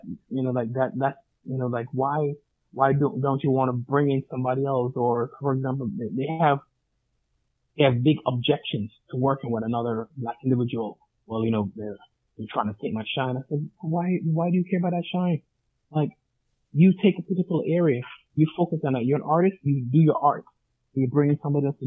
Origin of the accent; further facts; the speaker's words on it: Jamaica; I'm Jamaican as well.